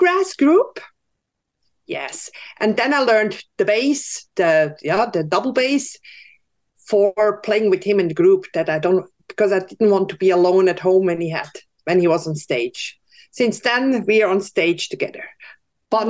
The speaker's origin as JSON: {"language": "English", "country": "Switzerland", "tie": "born or raised there", "said": "I grew up in Switzerland on a little hill with lots of forest around and farmers"}